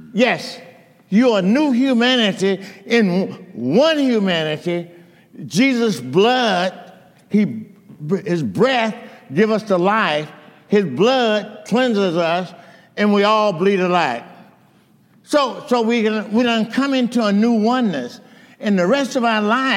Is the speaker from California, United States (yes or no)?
yes; Monrovia, California, United States; growing up in Monrovia, coming to Christ